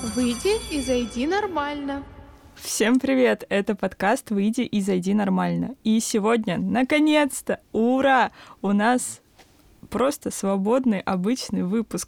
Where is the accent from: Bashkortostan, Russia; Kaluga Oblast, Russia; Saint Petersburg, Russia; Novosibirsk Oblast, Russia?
Kaluga Oblast, Russia; Kaluga; moved away as an adult; now in Moscow, Russia; я, мои друзья из Калуги, мы изначально поступали в универы с мыслью, что, ну, перебраться в Москву